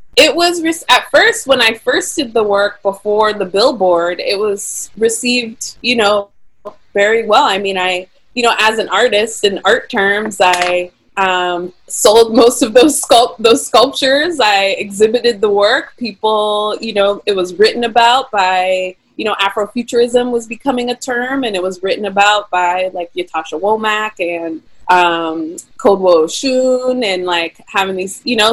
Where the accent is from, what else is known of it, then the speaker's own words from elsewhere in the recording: Pittsburgh, Pennsylvania, United States; also born or lived in California; I was born and raised in Pittsburgh